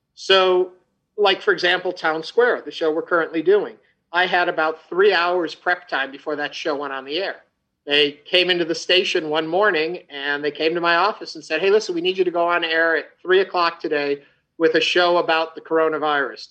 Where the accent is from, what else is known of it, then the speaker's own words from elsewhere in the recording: outside New York City, United States; also born or lived in Chicago; now in Houston, United States; I grew up outside of New York City.